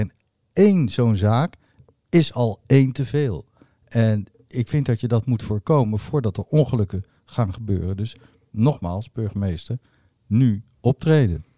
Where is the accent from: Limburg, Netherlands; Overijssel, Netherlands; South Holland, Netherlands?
South Holland, Netherlands; The Hague; ik ben geboren op Scheveningen